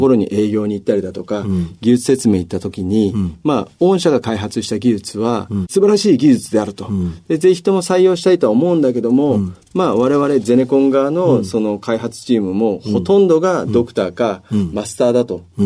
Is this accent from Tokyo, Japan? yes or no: no; Ube, Yamaguchi, Japan; moved away; 山口県の宇部市になります。